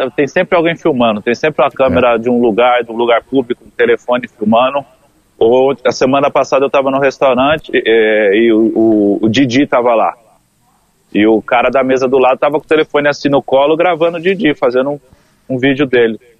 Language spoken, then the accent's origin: Portuguese; São Paulo, Brazil; now in Rio de Janeiro, Brazil; eu sou do interior de São Paulo e se usa bastante, mano.